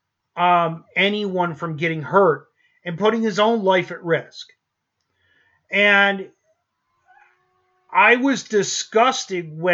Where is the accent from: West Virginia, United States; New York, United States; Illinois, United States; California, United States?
New York, United States; moved away; originally we're from New York. I grew up in a neighborhood